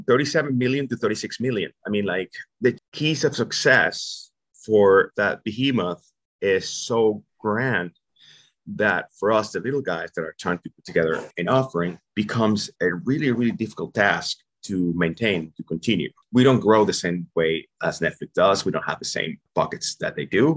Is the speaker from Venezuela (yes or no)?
yes; Venezuela; English is a second language; moved away as an adult; also born or lived in New York; now in United States